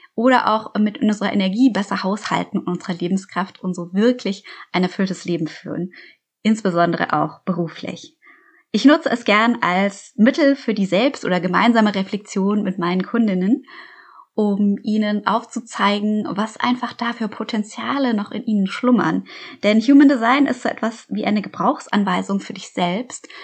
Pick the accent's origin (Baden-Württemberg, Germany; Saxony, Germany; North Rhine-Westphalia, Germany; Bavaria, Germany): Bavaria, Germany; Munich; ich bin in München aufgewachsen